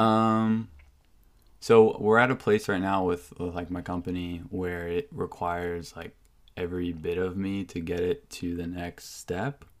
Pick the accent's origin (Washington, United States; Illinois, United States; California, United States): Washington, United States; Whidbey Island; also born or lived in Seattle, Washington / Bainbridge Island, Washington; grew up on Whidbey Island